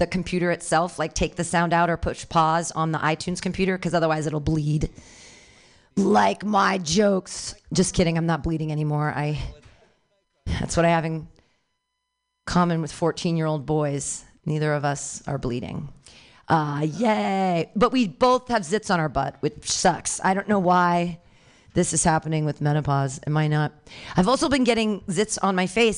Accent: Danville, United States; born or raised there

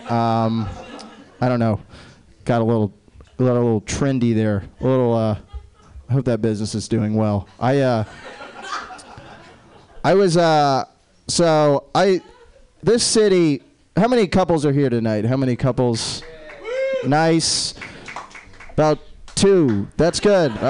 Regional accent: Jacksonville, Florida, United States; It's not weird. I'm from Jacksonville.

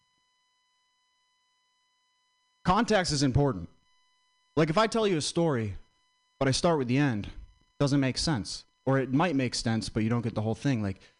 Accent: Vermont, United States; I'm from Vermont

